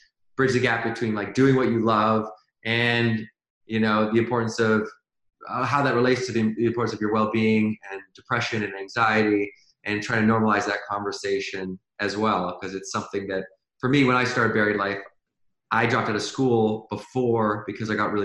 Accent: Victoria, British Columbia, Canada; now in Venice Beach, United States; right now I live in Venice Beach, California, but I grew up in Victoria, BC.

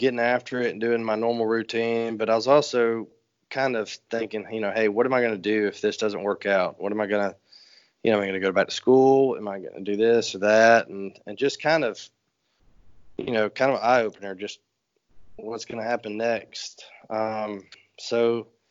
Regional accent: LaGrange, Georgia, United States; my hometown in LaGrange, Georgia

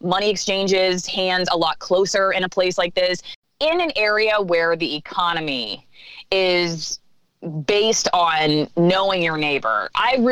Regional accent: Florida, United States; moved away as an adult; also born or lived in Pittsburgh, Pennsylvania; now in Ellensburg, United States; being born in Pittsburgh and then moving to Florida and having a horse when I was growing up

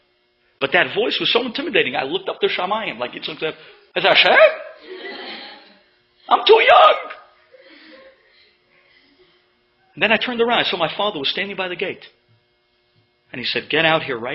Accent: New York City, New York, United States; When I was growing up in Avenue L, where my parents lived and continue to live

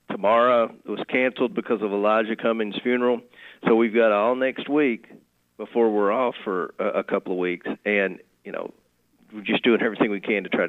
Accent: Monroe County, Kentucky, United States; I'm from Monroe County

